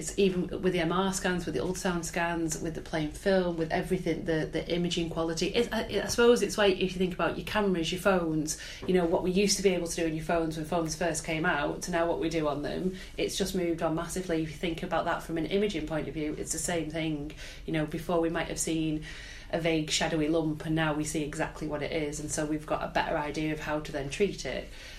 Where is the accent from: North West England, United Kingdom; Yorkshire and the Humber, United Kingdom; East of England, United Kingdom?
North West England, United Kingdom; Wigan; moved away as an adult; now in North East England, United Kingdom; I'm originally from Wigan.